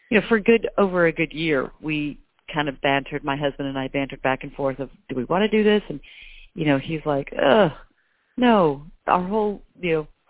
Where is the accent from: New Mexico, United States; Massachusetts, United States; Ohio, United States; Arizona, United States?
New Mexico, United States; Albuquerque; moved away as an adult; now in Nashville, United States; Originally, I'm from Albuquerque, New Mexico